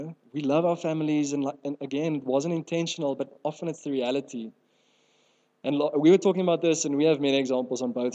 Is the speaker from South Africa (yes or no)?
yes; South Africa; first language Afrikaans; English is a second language; I grew up in Afrikaans home.